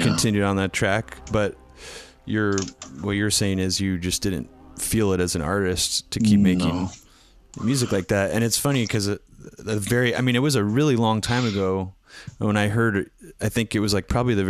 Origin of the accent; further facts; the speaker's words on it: United States; being an American